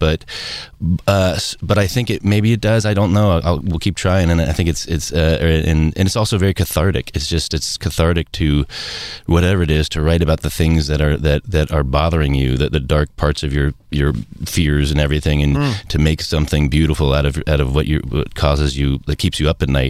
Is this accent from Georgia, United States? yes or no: no; Cincinnati, Ohio, United States; I come from Cincinnati